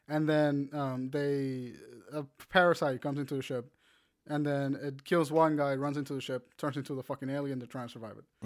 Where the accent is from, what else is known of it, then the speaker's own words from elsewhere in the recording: Puerto Rico; I'm Puerto Rican